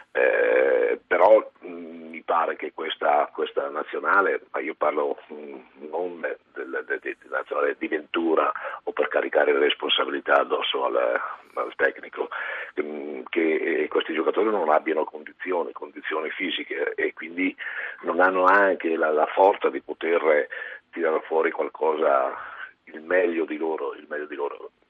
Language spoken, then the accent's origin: Italian; Italy